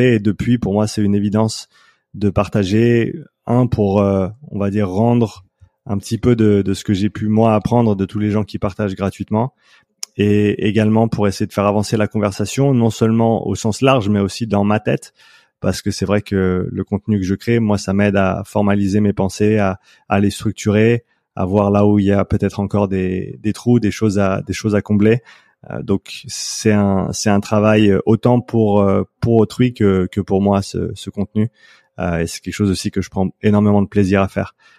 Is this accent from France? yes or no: no; Switzerland; moved away as an adult; also born or lived in Vancouver, Canada; je vis en Suisse actuellement, c'est là où j'ai grandi